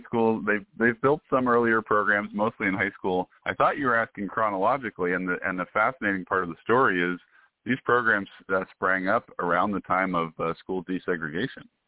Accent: Washington, United States; I'm originally from Washington State

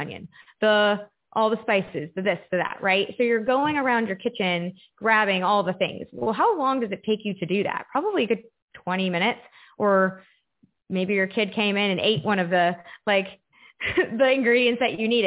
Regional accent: Texas, United States; moved away as an adult; also born or lived in Florida; I went off on my own and lived by myself in Florida and went to college because I grew up in Texas

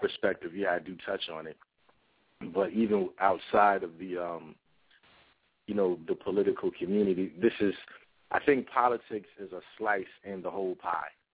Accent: New Brunswick, New Jersey, United States; also born or lived in Willingboro, New Jersey; I am from New Brunswick, New Jersey. I grew up between uh, New Brunswick and Willingboro, New Jersey

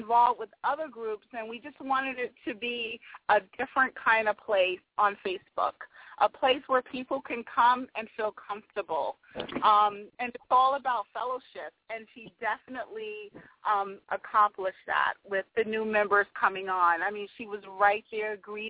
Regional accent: New York City, New York, United States; We are actually both from New York and actually from Harlem

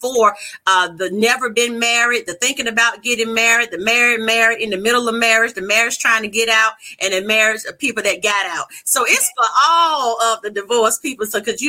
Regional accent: North Carolina, United States; I'm a country girl. I'm not trying to hear my New York accent. Originally from North Carolina.

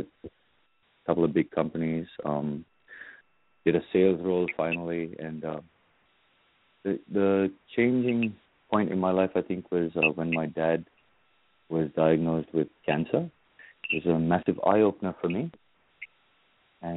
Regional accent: Kolkata, West Bengal, India; now in Sydney, Australia; I grew up in India, in Calcutta

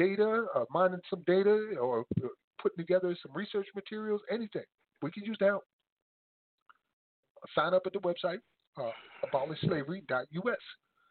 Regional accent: New Jersey, United States; also born or lived in South Carolina; my home state, New Jersey

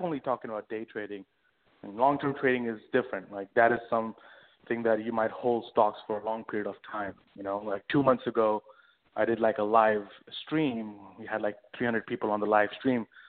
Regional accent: India; moved away as an adult; also born or lived in London, United Kingdom; now in New York, United States; born and raised in India all throughout, and then I moved to uh, London in about you know 2010

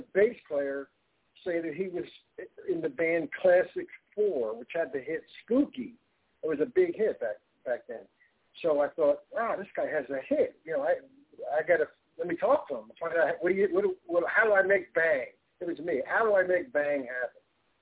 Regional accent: Philadelphia, Pennsylvania, United States; from Philly

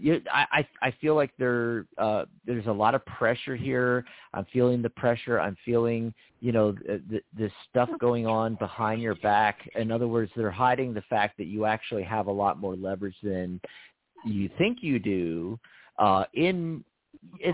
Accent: Pennsylvania, United States; now in Arizona, United States; Our home state

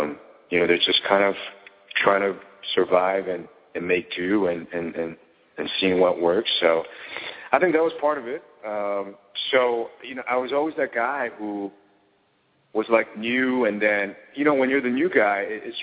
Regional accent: New York City, New York, United States; We grew up in New York City, but we moved almost every year, year and a half, couple of years or so.

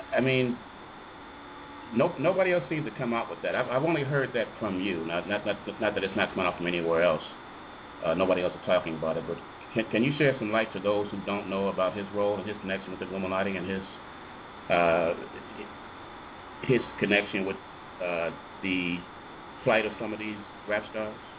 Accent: Chicago, Illinois, United States; moved away; I'm actually from Chicago, and uh, that's where my heart is, actually.

